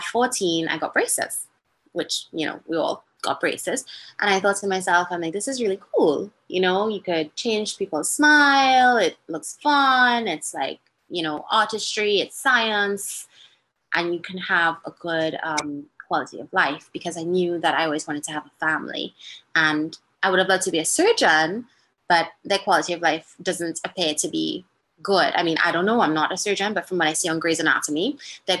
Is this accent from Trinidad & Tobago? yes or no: yes; Trinidad & Tobago; moved away as an adult; also born or lived in Massachusetts; now in United States; I'm born and raised in Trinidad, Trinidad and Tobago